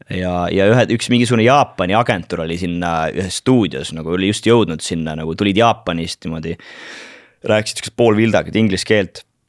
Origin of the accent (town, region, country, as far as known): Kuressaare, Saare County, Estonia; born or raised there; also born or lived in Turja village / Tallinn; now in London, United Kingdom